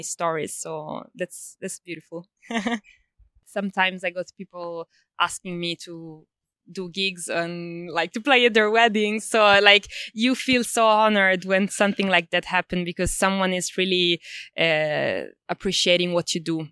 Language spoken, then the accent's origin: English; Sicily, Italy; now in Melbourne, Australia; I'm originally from Italy, uh, Sicily.